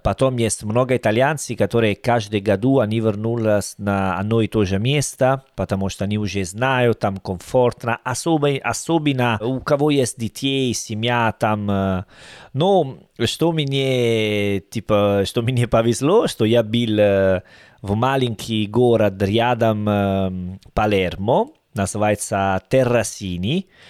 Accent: Salerno, Campania, Italy; Russian is a second language; Я из Салерно, это уже юге

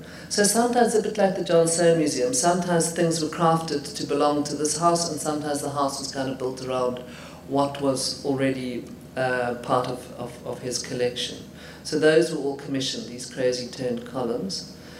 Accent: Highveld, South Africa; because I come from the Highveld, so I know all about Highveld grass and that kind of vegetation.

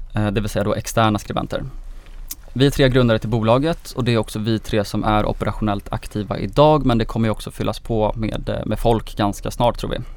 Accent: Gotland, Sweden; jag är 26 år, jag kommer från Gotland

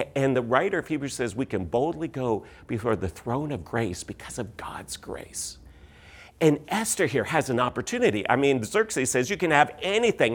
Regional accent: Canada; moved away as an adult; also born or lived in London, Ontario / Missouri; we are Canadian. We uh, were all born in Canada.

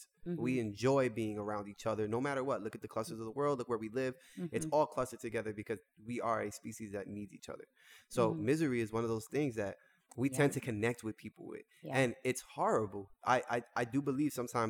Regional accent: Jersey City, New Jersey, United States; moved away; I'm from Jersey City, coming from those places

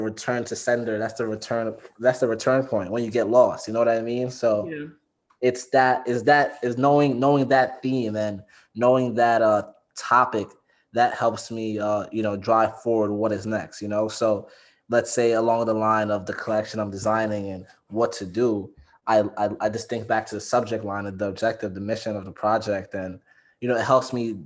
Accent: New York City, New York, United States; I'm from the Bronx

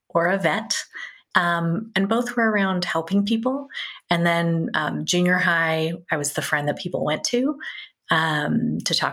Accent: Bay Area, Northern California, United States; moved away as an adult; now in Cincinnati, United States; I grew up in Northern California in the Bay Area, so right in the heart of tech, Silicon Valley, before it was

